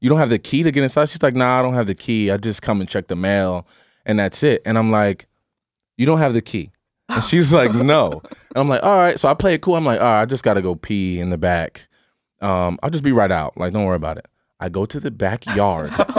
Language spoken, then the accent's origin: English; Pasadena, New Jersey, United States; I'm from Pasadena, New Jersey